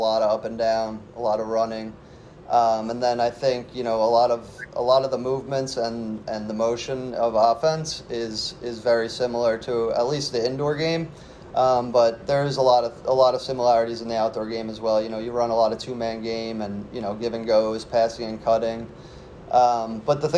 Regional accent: Long Island, New York, United States; growing up on Long Island

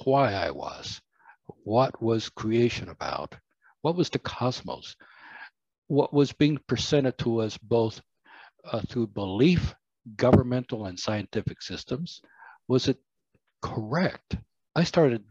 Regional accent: Cuba; now in United States; I was born in Cuba

